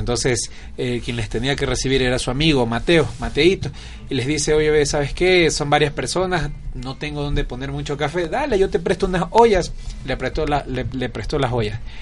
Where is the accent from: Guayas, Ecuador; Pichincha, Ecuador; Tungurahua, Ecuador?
Guayas, Ecuador; Milagro; Yo soy costeño de la ciudad de Milagro, provincia del Guayas.